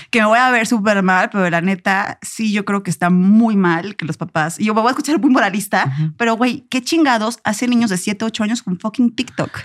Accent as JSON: {"language": "Spanish", "region": "Puebla", "country": "Mexico", "moved": "yes", "lives_now": "Mexico City, Mexico", "said": "Vengo de Puebla, no es tampoco un rancho"}